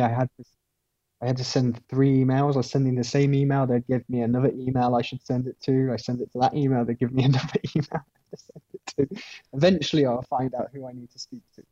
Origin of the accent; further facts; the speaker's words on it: Midlands, United Kingdom; moved away as an adult; I'm from the Midlands